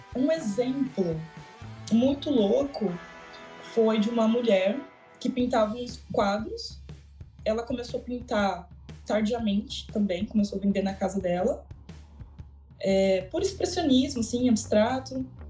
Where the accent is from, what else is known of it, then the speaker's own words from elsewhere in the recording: Brazil; also born or lived in Toronto; Como brasileira